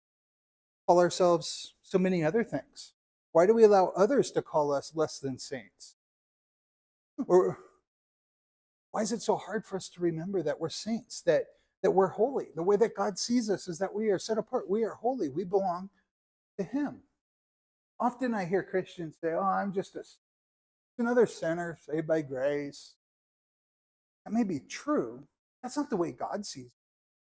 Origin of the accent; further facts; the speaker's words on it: United States; also born or lived in Israel; as an American citizen